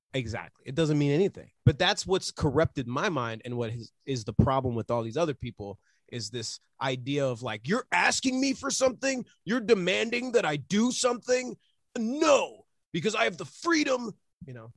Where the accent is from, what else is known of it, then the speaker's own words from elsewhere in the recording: United States; I'm from America